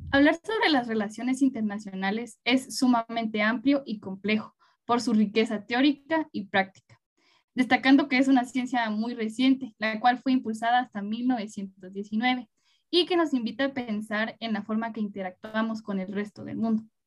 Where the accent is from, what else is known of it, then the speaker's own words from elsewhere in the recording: Guatemala; nos permita a todas y todos como guatemaltecos